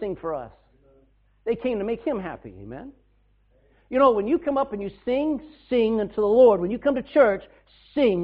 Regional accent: Texas, United States; now in Ireland; I come from a different culture. I came from Texas

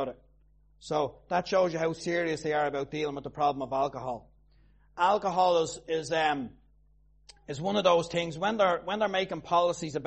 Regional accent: Tallaght, Leinster, Ireland; I'm from Talla

